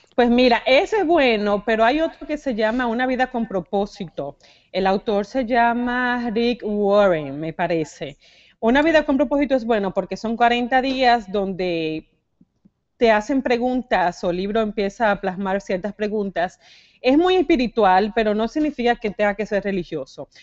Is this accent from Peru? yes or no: no; Dominican Republic; moved away as an adult; also born or lived in Santo Domingo; now in United States; venimos de República Dominicana